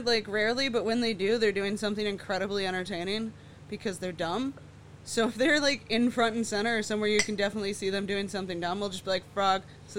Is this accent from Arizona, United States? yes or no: no; Wisconsin, United States; I was from Wisconsin